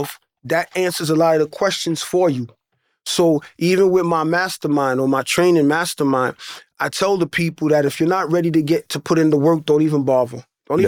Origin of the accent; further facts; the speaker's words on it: New York City, New York, United States; the actual block that I grew up in Hollis, Queens